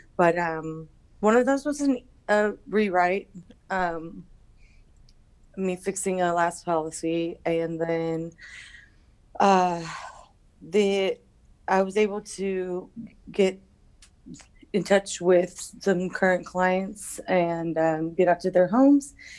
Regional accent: Houston, Texas, United States; I'm from Houston, Texas

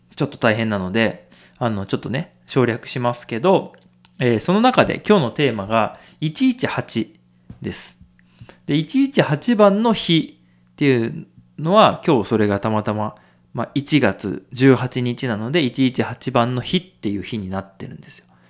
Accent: Nagano, Japan; 長野県で生まれて育って

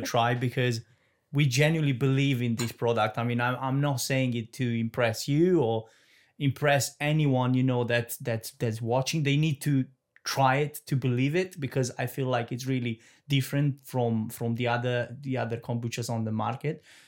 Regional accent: Romania; moved away; I'm from Romania

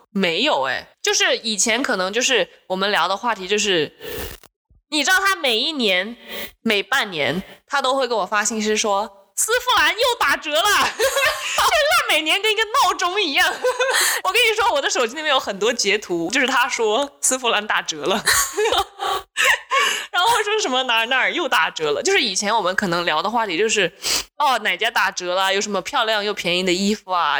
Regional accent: Changsha, Hunan, China; 来自湖南长沙

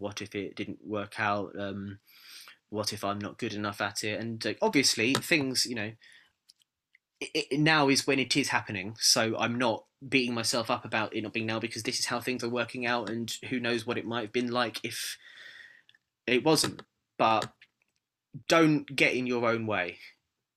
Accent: United Kingdom; being a Brit

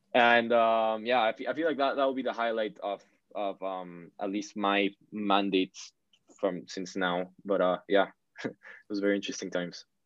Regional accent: Peru; now in Canada; I grew up in in Peru, which is in South America

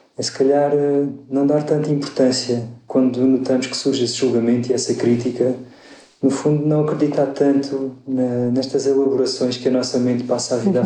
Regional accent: Évora, Alentejo, Portugal; moved away as an adult; eu nasci em Évora, sou lentejano, vivi lá até aos 18 anos

